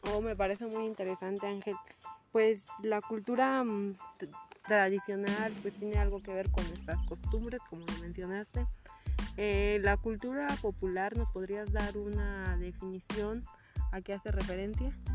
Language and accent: Spanish; Mexico; el himno que nos define a nosotros como mexicanos